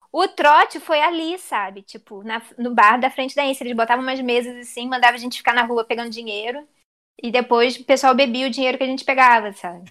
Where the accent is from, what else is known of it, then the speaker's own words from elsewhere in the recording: Rio de Janeiro, Brazil; also born or lived in Southampton, England; a minha vida inteira eu vivi no Meyer